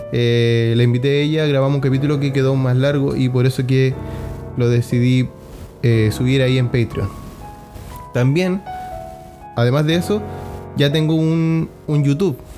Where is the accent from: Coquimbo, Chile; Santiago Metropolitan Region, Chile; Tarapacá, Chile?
Tarapacá, Chile; Iquique; vamos a hablar de algo que pasó aquí en Iquique, mi ciudad natal, en la que vivimos en el norte de Chile.